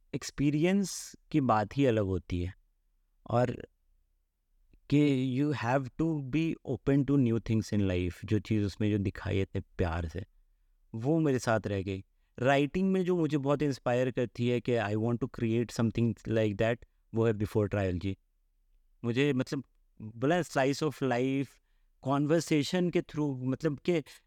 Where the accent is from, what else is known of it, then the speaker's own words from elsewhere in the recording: Mithila, India; moved away; also born or lived in Jamshedpur; coming from Mithila